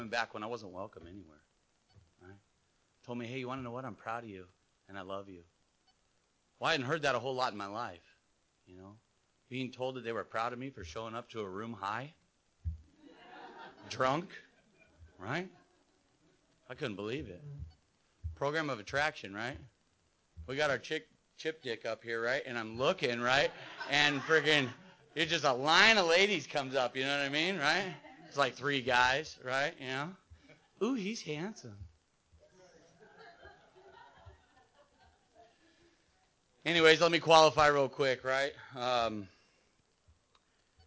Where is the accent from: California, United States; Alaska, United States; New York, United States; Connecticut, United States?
California, United States; San Clemente; So I grew up in San Clemente and raised